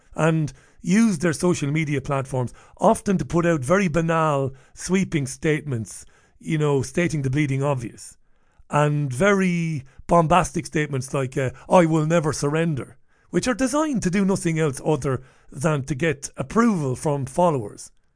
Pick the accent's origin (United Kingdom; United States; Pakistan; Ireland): Ireland; Waterford, Munster; I grew up in Ballybeg in Waterford, It was a great, uh, place to grow up.